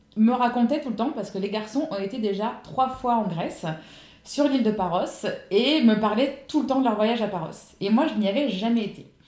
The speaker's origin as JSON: {"language": "French", "area": "Ardennes", "region": "Grand Est", "country": "France", "moved": "as an adult", "lives_now": "Saint-Laurent-du-Var, France", "said": "je suis originaire des Ardennes, dans le nord-est de la France, et je vis sur la côte d'Azur depuis 10 ans"}